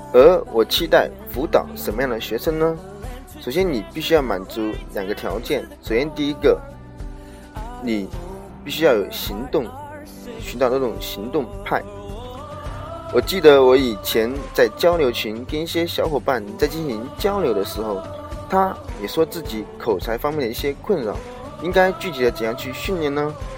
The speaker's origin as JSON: {"language": "Chinese", "town": "Wuhan", "region": "Hubei", "country": "China", "tie": "born or raised there", "said": "今年二十四岁，老家是来自于湖北武汉"}